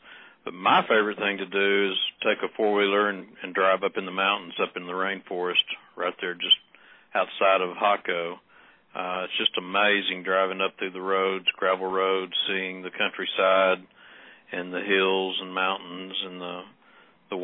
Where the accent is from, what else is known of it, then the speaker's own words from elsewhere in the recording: Texas, United States; We're all from Texas